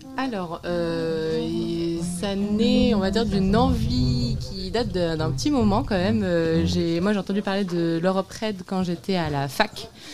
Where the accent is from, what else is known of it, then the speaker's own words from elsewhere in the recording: L'Aigle, Normandy, France; moved away as an adult; now in Nantes, France; je suis originaire de l'Aigle, mais après, j'ai bougé sur Nantes